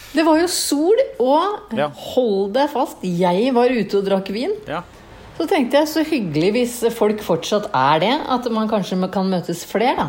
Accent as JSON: {"language": "Norwegian", "town": "Tønsberg", "region": "Vestfold", "country": "Norway", "said": "jeg som er fra Tønsberg"}